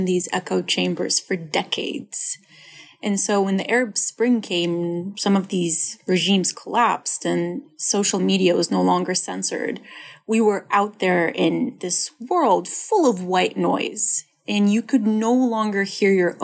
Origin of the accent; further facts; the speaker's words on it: Libya; moved away; I grew up in Libya.